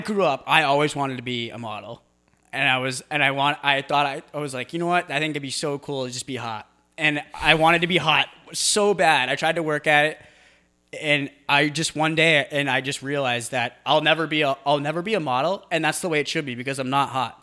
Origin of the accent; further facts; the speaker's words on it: New England, United States; I'm from New England